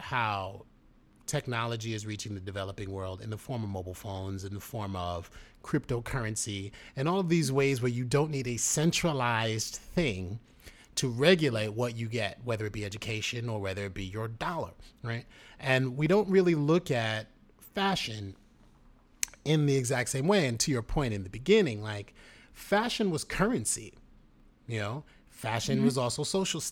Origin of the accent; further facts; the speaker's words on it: New York City, New York, United States; growing up in the Bronx, My mother went to FIT, New York City.